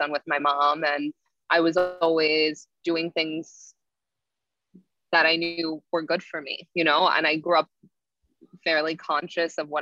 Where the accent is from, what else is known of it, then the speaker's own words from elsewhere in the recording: Cliffwood Beach, New Jersey, United States; I grew up in Cliffwood Beach, New Jersey. So it's a central Jersey